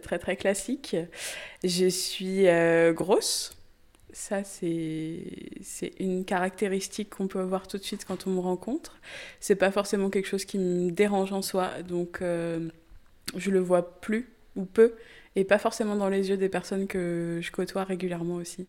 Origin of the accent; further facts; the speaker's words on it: Sarthe, Pays de la Loire, France; also born or lived in Le Mans; je suis originaire de la Sarthe et j'habite euh, aujourd'hui au Mans